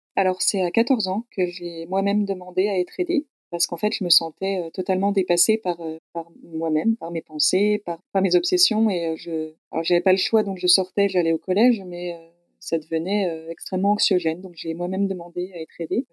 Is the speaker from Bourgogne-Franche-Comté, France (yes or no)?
yes; Besançon, Bourgogne-Franche-Comté, France; moved away as an adult; je suis née à Besançon, dans le Doubs, tout à l'est de la France, à la, frontière suisse. J'ai grandi là jusqu'à mes 18 ans